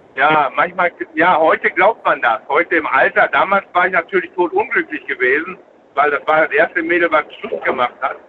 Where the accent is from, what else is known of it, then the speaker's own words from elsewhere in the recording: Essen, North Rhine-Westphalia, Germany; Ich war ja aus Essen